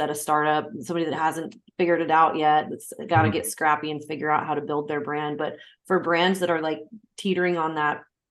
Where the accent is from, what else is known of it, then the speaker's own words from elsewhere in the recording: Oregon, United States; moved away as an adult; I'm from Oregon myself